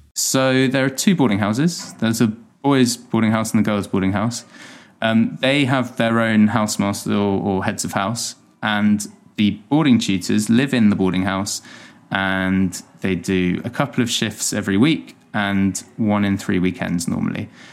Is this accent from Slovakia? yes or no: no; Hampshire, South East England, United Kingdom; also born or lived in Dorset / London; I was born and raised in Hampshire, and I went to school down in Dorset